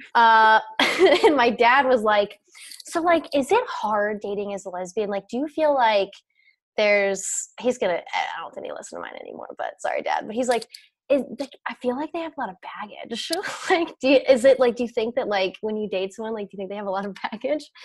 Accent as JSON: {"language": "English", "town": "Cincinnati", "region": "Ohio", "country": "United States", "tie": "born or raised there", "said": "I have Ohio pride, I guess, because I grew up here and like my parents and my grandparents and my great grandparents, like everyone's from Cincinnati"}